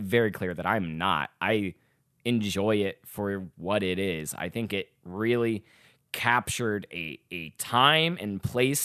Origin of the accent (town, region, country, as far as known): Little Rock, Arkansas, United States; now in Chicago, United States